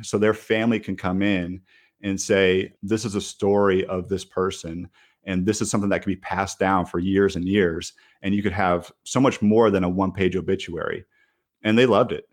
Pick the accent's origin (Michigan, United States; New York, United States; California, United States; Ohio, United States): Michigan, United States; moved away as an adult; now in Raleigh, United States; I grew up in Michigan